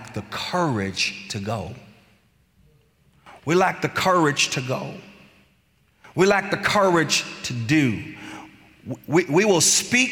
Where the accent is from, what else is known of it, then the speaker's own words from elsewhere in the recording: Bloomfield Hills area, Clinton Township, Michigan, United States; moved away; we're from the Bloomfield Hills area, Clinton Township and such, so my mom still lives there